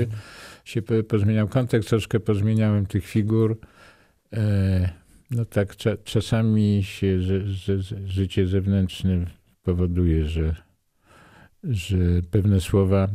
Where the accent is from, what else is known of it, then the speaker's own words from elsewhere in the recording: Nowy Sącz, Lesser Poland, Poland; ja jestem z Nowego Sącza